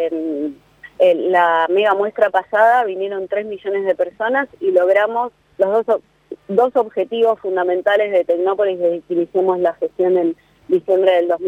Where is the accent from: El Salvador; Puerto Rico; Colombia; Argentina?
Argentina; donde al mismo tiempo estemos aprendiendo y acercándonos a un conocimiento de lo que somos como argentinos, de las capacidades que tenemos